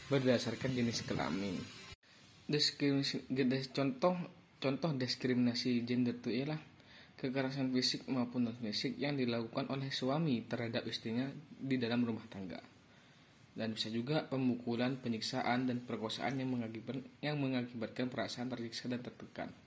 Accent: Probolinggo, East Java, Indonesia; asal dari Probolinggo.

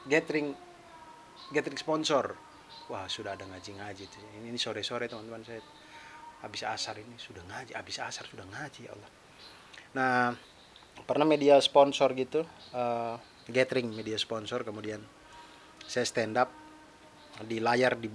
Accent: Kupang, East Nusa Tenggara, Indonesia; Nah, itulah tempat asal saya. Saya lahir besar di Kupang, tapi di Wikipedia ditulisnya di Larantuka.

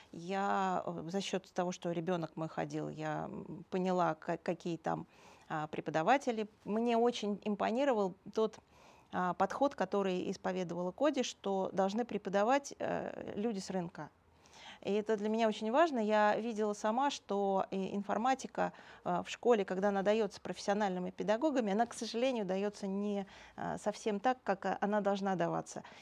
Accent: Moscow, Russia; born there; Родилась в Москве.

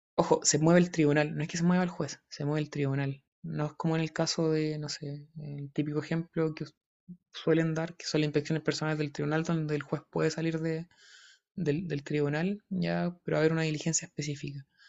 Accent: Talca, Maule, Chile; yo soy de Talca

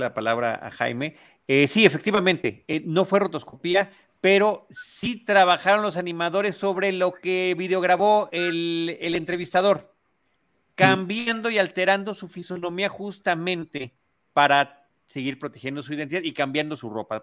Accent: Mexico; como mexicanos

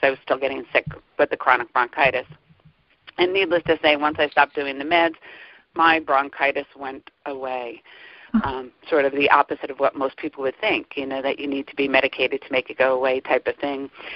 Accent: New Jersey, United States; now in Pennsylvania, United States; I grew up in New Jersey, currently in Pennsylvania

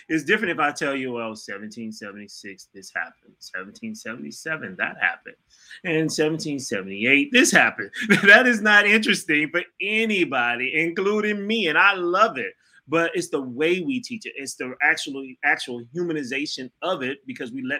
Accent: St. Louis, Missouri, United States; also born or lived in Michigan; now in Atlanta, United States; I'm from St. Louis, Missouri, so I am familiar with the cold there.

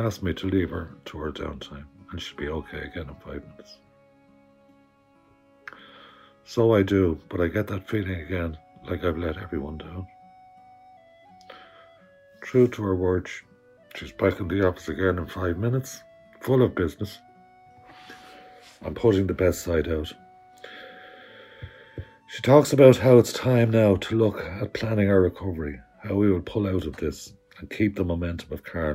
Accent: Dublin, Leinster, Ireland; moved away as an adult; now in Belmullet, Ireland; I'm from Dublin originally and came to Belmullet on holiday. Fell in love with the place. And it's now where I spend most of my time

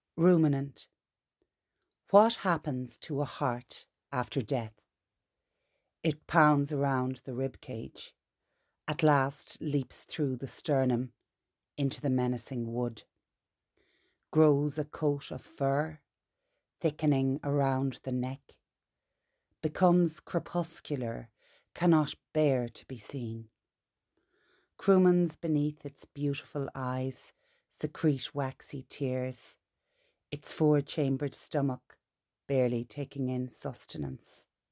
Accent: Ireland; as an Irish person

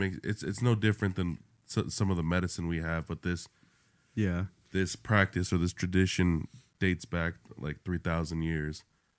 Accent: St. George, Utah, United States; also born or lived in Salt Lake City, Utah; basically St. George, born in Salt Lake City.

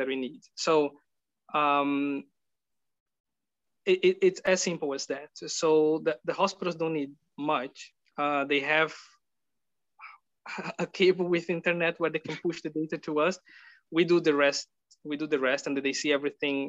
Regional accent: Brazil; moved away as an adult; now in Netherlands; I'm from Brazil

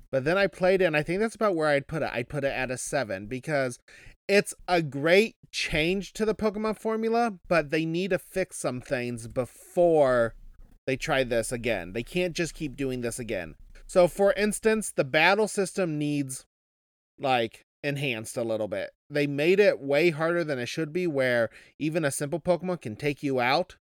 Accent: Kansas, Midwest, United States; I come from the Midwest

